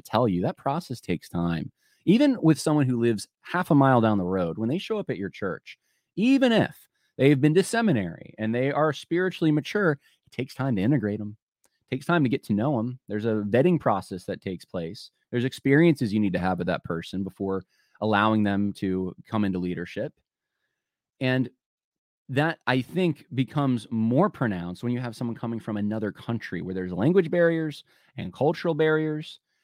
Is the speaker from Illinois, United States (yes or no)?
no; Los Angeles, California, United States; moved away; I'm originally from Los Angeles. That's where I was born